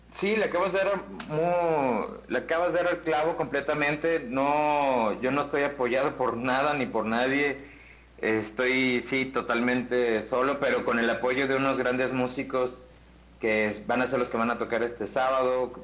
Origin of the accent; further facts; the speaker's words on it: Guadalajara, Jalisco, Mexico; now in Mexico City, Mexico; Yo soy de acá de Guadalajara, pero vivo allá